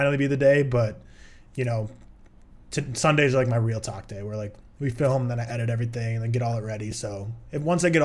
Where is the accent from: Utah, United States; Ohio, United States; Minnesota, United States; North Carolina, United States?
Minnesota, United States; also born or lived in Texas; now in Arizona, United States; I grew up in Minnesota, which is like one of the colder states in America